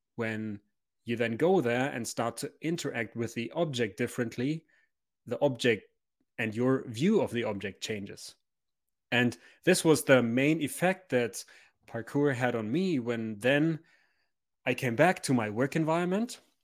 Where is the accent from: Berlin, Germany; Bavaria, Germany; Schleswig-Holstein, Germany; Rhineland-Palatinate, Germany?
Bavaria, Germany; Memmingen; now in Munich, Germany; I was born in Memmingen.